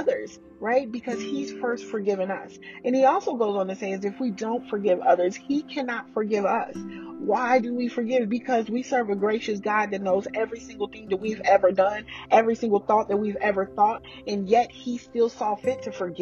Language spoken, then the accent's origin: English; Oklahoma, United States; now in Texas, United States; I'm from Oklahoma. I live in Texas now.